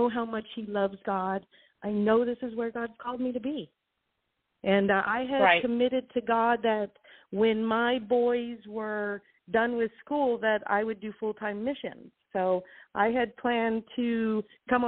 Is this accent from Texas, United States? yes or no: no; California, United States; moved away as an adult; also born or lived in Guam / Las Vegas; I was from California, so I've always been a city person.